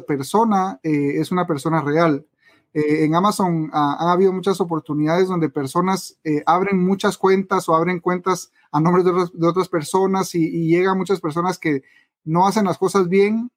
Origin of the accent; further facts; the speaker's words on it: Guatemala; en mi país, Guatemala